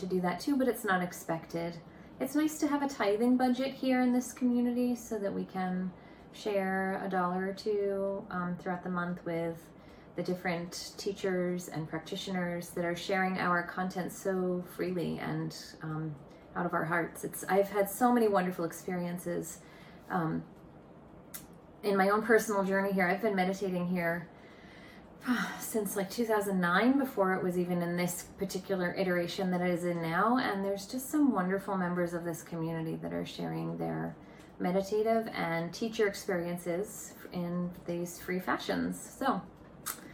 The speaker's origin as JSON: {"language": "English", "town": "Boston", "region": "Massachusetts", "country": "United States", "said": "I'm from the Boston area, and my office is located in Cambridge, Massachusetts"}